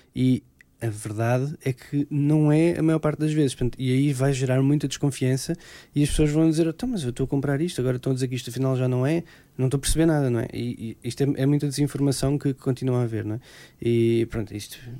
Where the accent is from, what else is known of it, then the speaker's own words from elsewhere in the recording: Alentejo, Portugal; eu sou alentejano